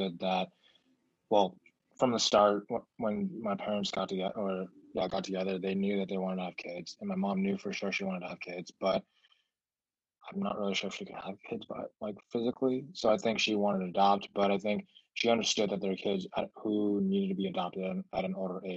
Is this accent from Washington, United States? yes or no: yes; Seattle, Washington, United States; accent: mixed Stockholm and American; first language Mandarin; English is a second language; also born or lived in Beijing, China / Los Angeles, United States; and then we moved to Seattle in 2007. I've been living here ever since